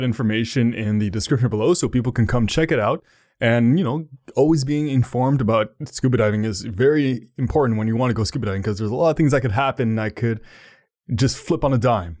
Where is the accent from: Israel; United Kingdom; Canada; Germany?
Canada; Ottawa, Ontario; So we're both from Ottawa.